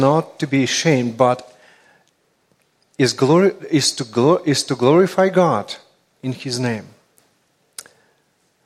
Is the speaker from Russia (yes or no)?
yes; Russia; accent: Russian; English is a second language; my Russian accent